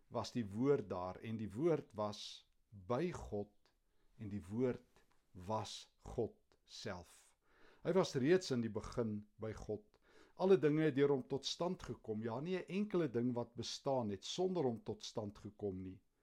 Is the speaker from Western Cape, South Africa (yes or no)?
no; Kempton Park, Gauteng, South Africa; in my kinderjare hier in Kempton